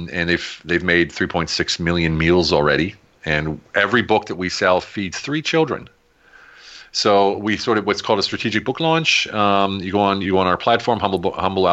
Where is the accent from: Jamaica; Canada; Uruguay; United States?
United States; moved away as an adult; also born or lived in Germany; now in Hungary; I'm American